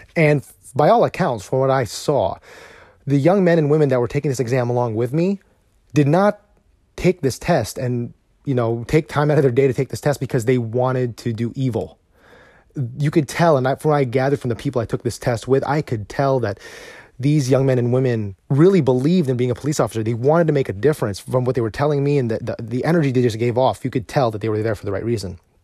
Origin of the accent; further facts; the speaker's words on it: United States; as a husband, as a father, as an American